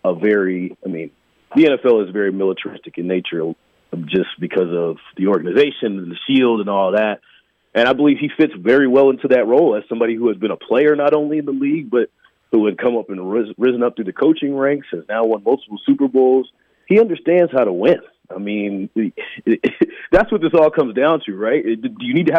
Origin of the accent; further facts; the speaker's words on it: Atlanta, Georgia, United States; now in Kansas City, United States; I'm from Atlanta originally.